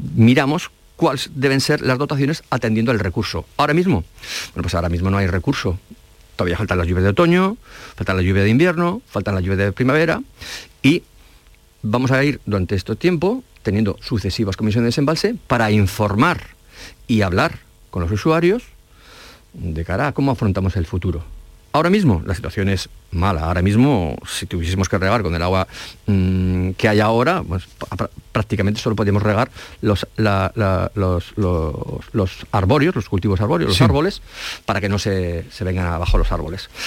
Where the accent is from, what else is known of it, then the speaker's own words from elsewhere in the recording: La Rioja, Spain; also born or lived in Salamanca; now in Andalusia, Spain; Soy riojano, estudié en Salamanca